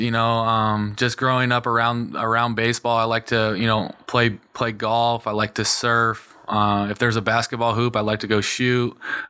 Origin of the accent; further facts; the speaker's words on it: San Diego, California, United States; I grew up locally here in San Diego, born and raised in Rancho San Diego, which is just outside of El Cajon. So born and raised in San Diego and love it here.